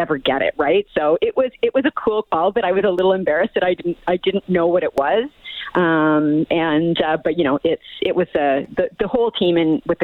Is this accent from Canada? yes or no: yes; Miramichi, New Brunswick, Canada; now in Edmonton, Canada; I'm from Miramichi, New Brunswick